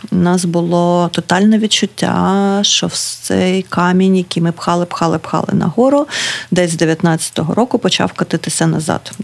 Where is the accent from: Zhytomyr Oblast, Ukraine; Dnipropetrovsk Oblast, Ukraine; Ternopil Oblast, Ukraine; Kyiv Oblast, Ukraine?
Dnipropetrovsk Oblast, Ukraine; Kryvyi Rih; now in Kharkiv, Ukraine; я з Кривого Рогу